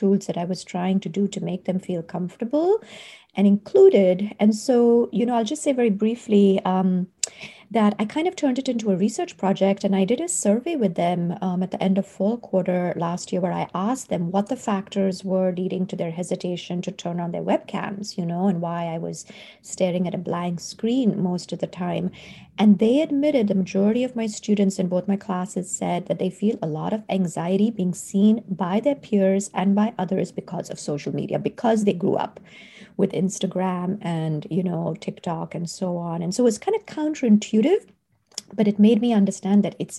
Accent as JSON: {"language": "English", "country": "India", "tie": "born or raised there", "moved": "as an adult", "lives_now": "United States", "said": "I grew up in India, and I came to college in the US."}